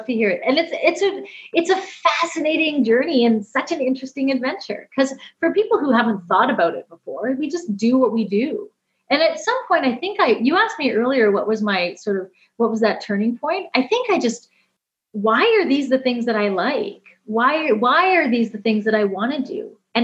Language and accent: English; Canada; I'm Canadian.